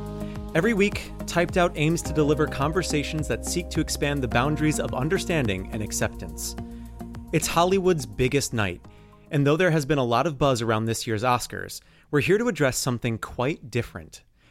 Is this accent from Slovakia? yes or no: no; Canada; I'm from Canada. I didn't know that, eh?